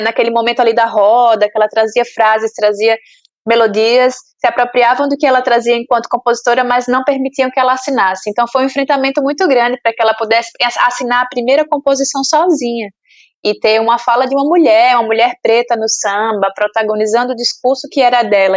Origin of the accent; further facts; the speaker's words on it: Sergipe, Brazil; eu lembro da minha infância em Sergipe